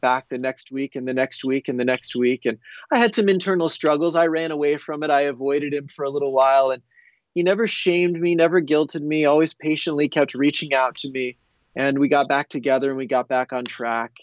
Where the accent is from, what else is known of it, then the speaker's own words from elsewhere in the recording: United States; I grew up in the United States